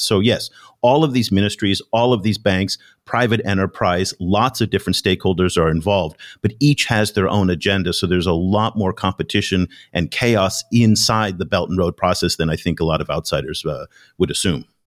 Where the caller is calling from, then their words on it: Ho Chi Minh City, Vietnam; I'm calling you from Ho Chi Minh City, Vietnam, here in Southeast Asia.